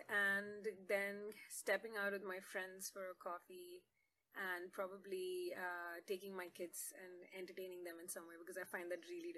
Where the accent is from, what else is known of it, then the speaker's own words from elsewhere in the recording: Jeddah, Makkah Province, Saudi Arabia; But I did grow up in Jeddah, that's in Saudi Arabia.